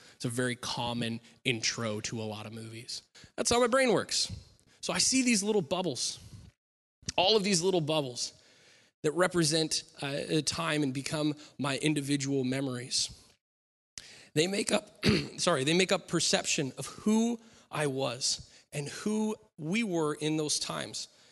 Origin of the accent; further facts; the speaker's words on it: Klamath Falls, Oregon, United States; moved away; I grew up in Klamath Falls